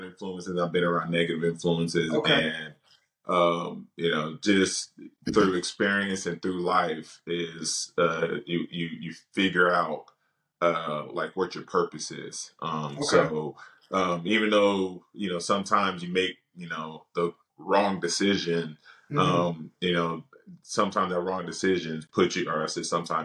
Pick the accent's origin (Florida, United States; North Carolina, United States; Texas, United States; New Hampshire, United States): Texas, United States; Dallas; I'm from Dallas, so live here in Dallas.